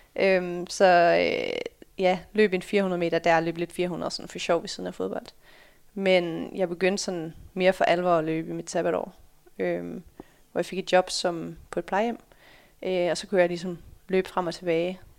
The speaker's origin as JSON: {"language": "Danish", "town": "Sørvad", "region": "Central Denmark Region", "country": "Denmark", "tie": "born or raised there", "also_born_or_lived": "Netherlands / United States / Fredericia", "moved": "as an adult", "said": "jeg er født i Holland, øh, flyttede allerede til Danmark, da jeg var fem måneder. Øh, flyttede til en, en lille by, der hedder Sørvad, øh, som ligger lidt over Herning"}